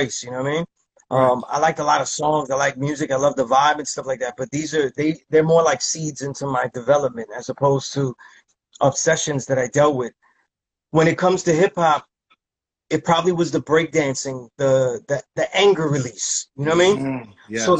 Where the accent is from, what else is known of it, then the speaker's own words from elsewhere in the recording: New York City, New York, United States; I was grew up in a neighborhood where everybody was Puerto Rican